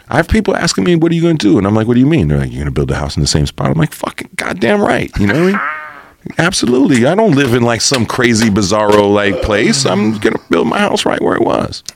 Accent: Los Angeles area, California, United States; also born or lived in New York; I've been here most of my life

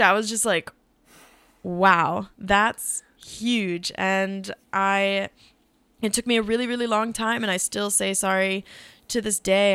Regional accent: Midwest, United States; we grew up in the Midwest

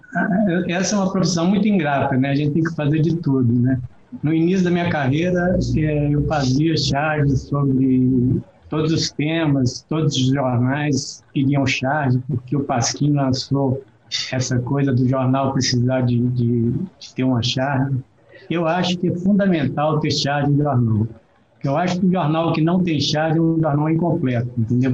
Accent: Esmeraldas, Minas Gerais, Brazil; Estou aqui em Esmeraldas, que é a cidade onde eu nasci e vivi até os 18 anos de idade.

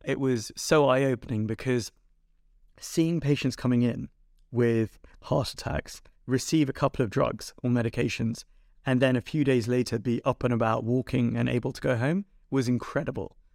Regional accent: London, United Kingdom; I was born in North London, um, actually at Northwick Park Hospital

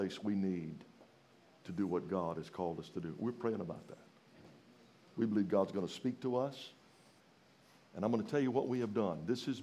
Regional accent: Louisiana, United States; moved away; I'm from Louisiana, kind of from the country

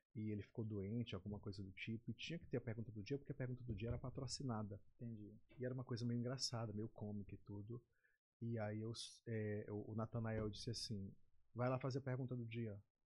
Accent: Pinheiro, Maranhão, Brazil; also born or lived in São Paulo / Rio de Janeiro / Belém; now in São Luís, Brazil; Eu sou natural de Pinheiro, Pinheiro Maranhão, Pinheiro. do interior do estado, da Baixada Maranhense. Eu nasci em Pinheiro, vim para cá com 13 anos

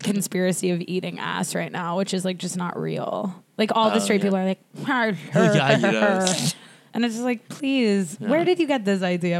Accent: United Kingdom; No, because I'm fucking British.

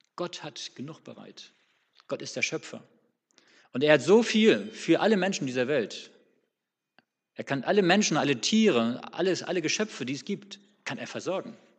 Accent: Northern Germany, Germany; now in Swabia, Germany; als Norddeutscher

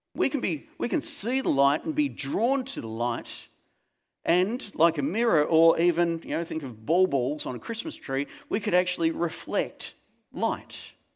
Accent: Melbourne, Victoria, Australia; when I was a young kid growing up in Melbourne

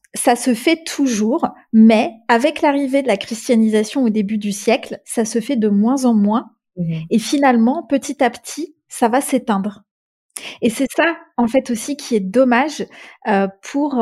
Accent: Czechia; en République tchèque c'est de là d'où je viens et c'est de, ces racines-là desquelles je, me sens le, le plus proche

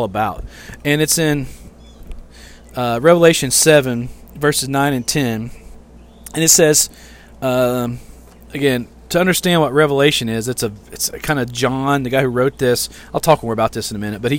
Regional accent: West Monroe, Louisiana, United States; I am not just a white, middle-class male from the South

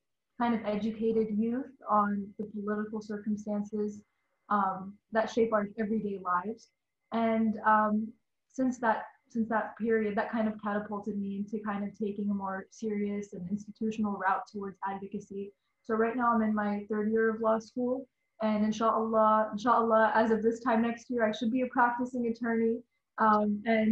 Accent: Houston, Texas, United States; now in Washington, United States; I was born and raised in Houston, Texas

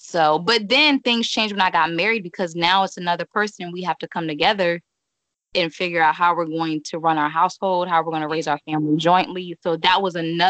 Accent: Maryland, United States; moved away as an adult; also born or lived in Cincinnati, Ohio; I'm from Maryland. I literally packed up my life, moved to Cincinnati

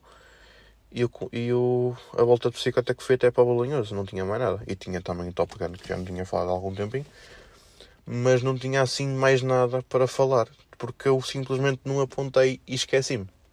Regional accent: Felgueiras, Norte, Portugal; accent: felgueirense; o meu sotaque mais felgueirense, mais aqui da zona

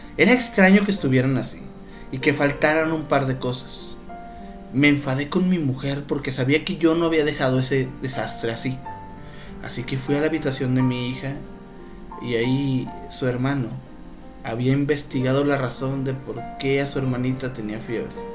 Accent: northern Mexico, Mexico; como todo norteño no me podían faltar mis tortillas de harina

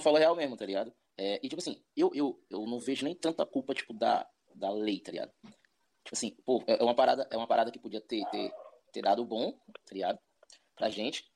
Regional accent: Ceilândia, Federal District, Brazil; now in Águas Claras, Brazil; nascido e criado na Ceilândia, atualmente estou morando em Águas Claras

